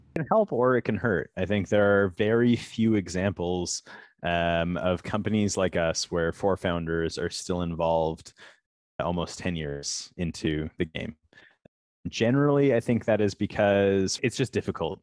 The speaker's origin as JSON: {"language": "English", "town": "Toronto", "region": "Ontario", "country": "Canada", "also_born_or_lived": "California", "said": "We are from Toronto, from Canada"}